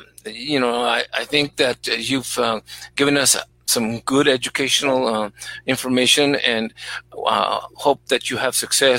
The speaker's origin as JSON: {"language": "English", "region": "Texas", "country": "United States", "said": "Well, tell George that I'm a Texan."}